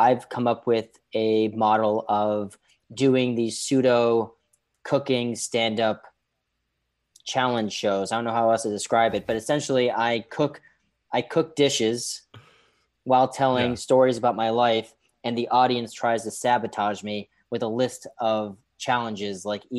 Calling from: New York City, New York, United States; I'm coming in from New York City, so the old Wuhan of the United States, we've survived it.

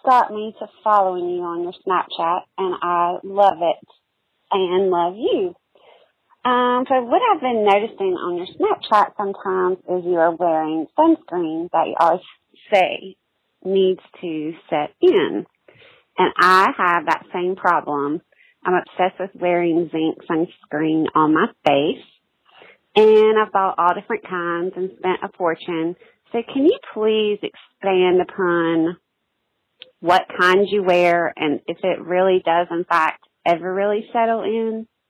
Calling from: Charlotte, North Carolina, United States; Hey, Molly. … I'm from Charlotte.

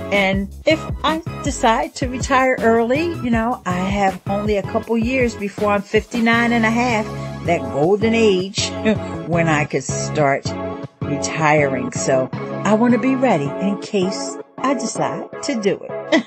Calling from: New York City, New York, United States; I'm calling in from Brooklyn, New York

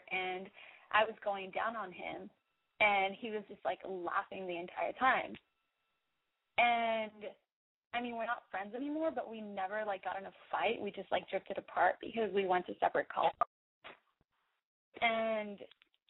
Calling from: Silver Lake, California, United States; from Silver Lake. And I am calling

